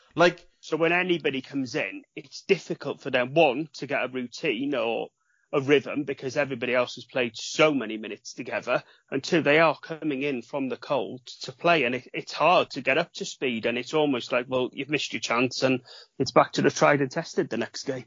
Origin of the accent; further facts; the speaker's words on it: Wales, United Kingdom; being a Welshman